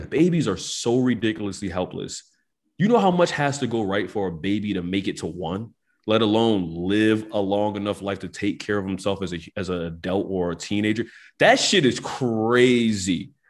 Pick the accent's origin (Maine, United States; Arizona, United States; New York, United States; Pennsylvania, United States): Pennsylvania, United States; Philadelphia; growing up in North Philadelphia my whole life